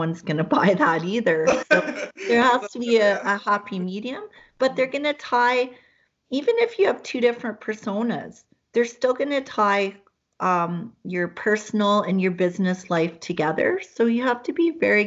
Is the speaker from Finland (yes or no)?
no; Hamilton, Ontario, Canada; moved away; I was born in Hamilton, Ontario